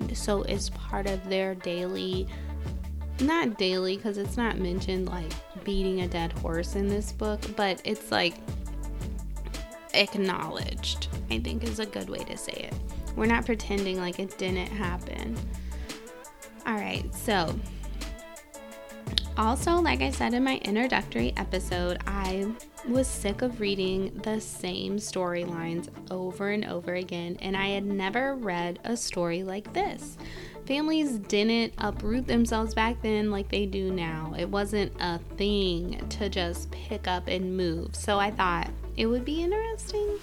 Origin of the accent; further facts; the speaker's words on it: United States; accent: nasal; if you can't tell from my beautiful nasal accent, I am American